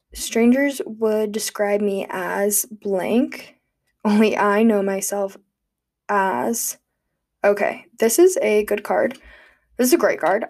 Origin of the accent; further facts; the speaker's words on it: United States; also born or lived in Gulfport, Mississippi; growing up in Tahoe